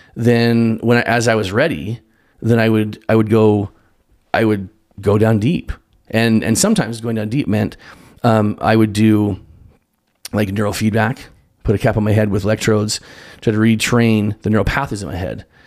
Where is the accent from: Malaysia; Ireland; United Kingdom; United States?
United States; Spokane, Washington; I grew up in Spokane, Washington, Eastern Washington